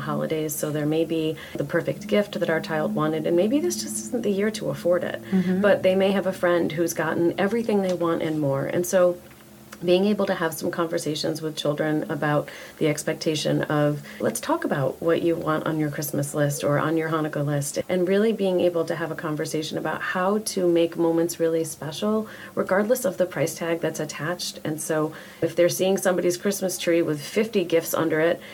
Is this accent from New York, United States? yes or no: yes; New York, United States; now in Maryland, United States; I'm from New York. And so when I go home to New York to my family